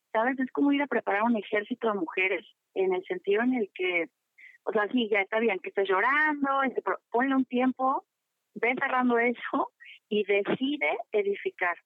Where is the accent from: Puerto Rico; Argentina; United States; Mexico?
Mexico; como, mexicano